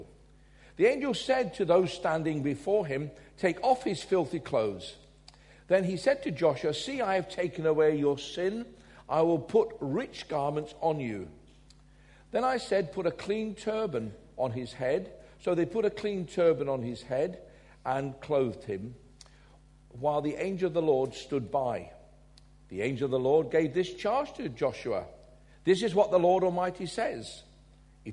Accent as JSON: {"language": "English", "town": "Glasgow", "region": "Scotland", "country": "United Kingdom", "tie": "born or raised there", "said": "I was born in Glasgow"}